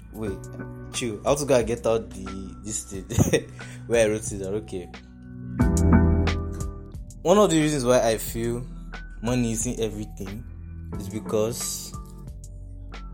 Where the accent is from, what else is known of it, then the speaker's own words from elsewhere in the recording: Nigeria; I'm Nigerian, rather, I stay in Nigeria